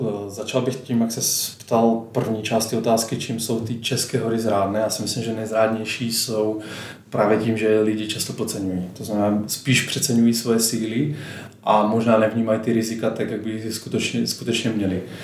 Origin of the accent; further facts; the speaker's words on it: Slovakia; moved away as an adult; now in Prague, Czech Republic; Pocházím ze Slovenska, ale žiju dvanáct let, eh, tady v Česku